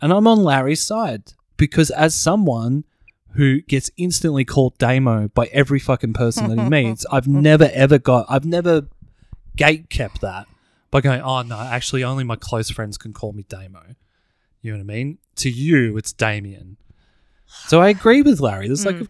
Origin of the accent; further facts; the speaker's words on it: South Africa; I am African. I'm from South Africa.